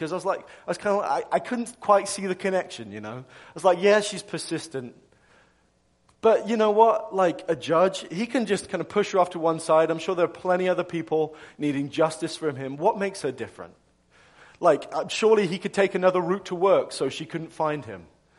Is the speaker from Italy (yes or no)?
no; England, United Kingdom; moved away as an adult; now in United States; I'm from England originally. I know I'm kind of losing my accent, so you're probably wondering if, like, what's going on with this guy's voice. But I'm English.